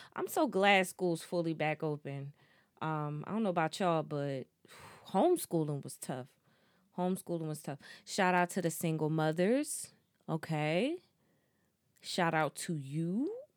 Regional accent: New Jersey, United States; I'm from Jersey

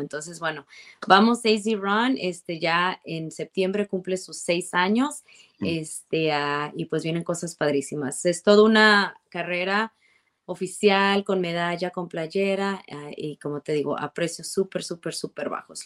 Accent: Guadalajara, Jalisco, Mexico; moved away as an adult; now in Arizona, United States; cuando yo estaba en la prepa en Guadalajara, porque yo soy de Guadalajara y, no vine a Arizona hasta ya después de que me gradué

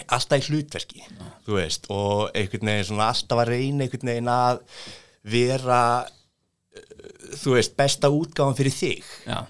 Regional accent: Reykjavík, Capital Region, Iceland; kem úr eh, gettóinu, breyðaltinu

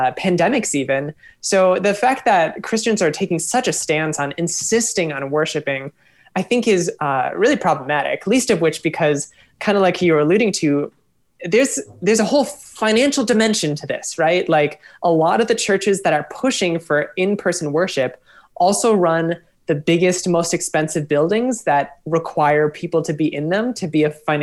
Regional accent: Minneapolis, Minnesota, United States; I'm from Minneapolis, spent 10 years away, came back

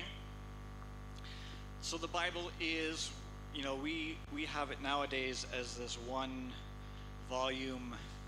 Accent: a small town north of Toronto, Ontario, Canada; moved away as an adult; also born or lived in Kitale, Kenya; now in Kenya; I grew up in a small town north of Toronto, Canada

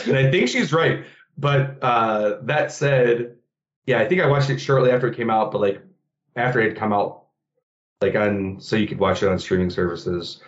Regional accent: Michigan, United States; also born or lived in Philadelphia; now in Chicago, United States; I'm originally from Michigan

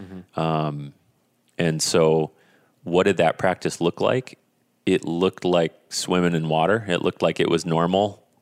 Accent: Finland; I grew up in Finland.

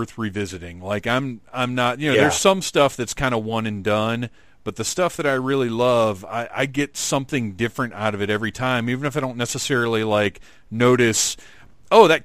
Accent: Atlanta, Georgia, United States; So here in Atlanta, Doctor Who aired Saturday nights at 11 or 11:30 on PBS

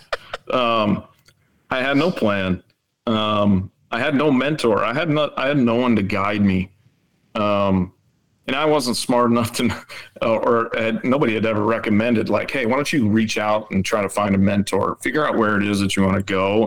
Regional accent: Rapid City, South Dakota, United States; moved away as an adult; I grew up in Rapid City

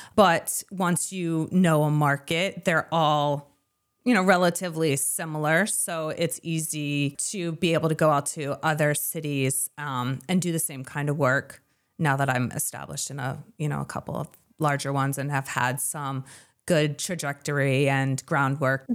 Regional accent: Lewiston, Maine, United States; now in southern Maine, United States; I grew up in Lewiston.

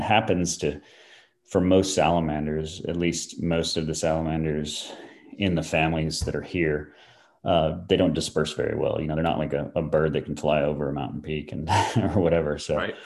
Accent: Florida, United States; moved away as an adult; also born or lived in New Mexico; now in Asheville, United States; when I was a kid, moved to Florida and, and spent a lot of time there

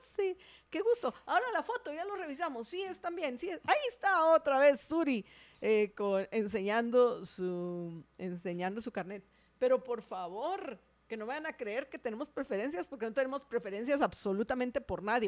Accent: Guatemala; Somos guatemaltecos, vivimos en Guatemala, estamos en Guatemala.

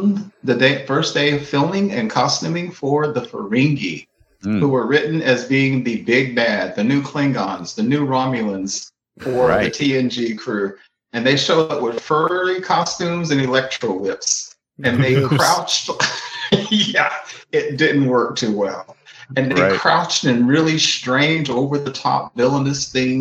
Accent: Dallas-Fort Worth area, Texas, United States; moved away; I grew up in the Dallas-Fort Worth area

